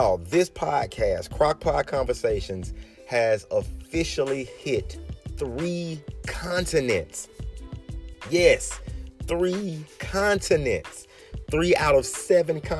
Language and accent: English; Birmingham, Alabama, United States; my hometown, good old Birmingham, Alabama